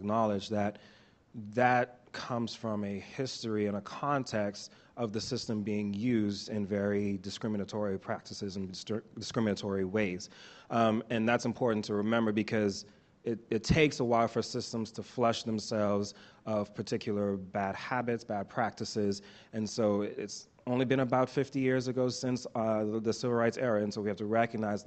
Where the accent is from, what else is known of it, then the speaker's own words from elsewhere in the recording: Bahamas; now in Oklahoma, United States; I'm originally from the Bahamas